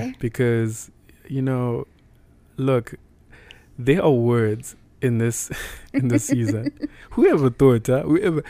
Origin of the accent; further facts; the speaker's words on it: Zimbabwe; moved away as an adult; now in United States; as a black man living in the United States, right? Cause I'm from Africa